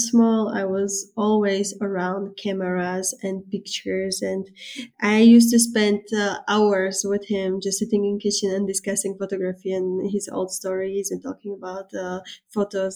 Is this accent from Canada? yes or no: no; Slovakia; moved away as an adult; also born or lived in Prague / Rotterdam; now in Netherlands; I'm coming from Slovakia. I was born there.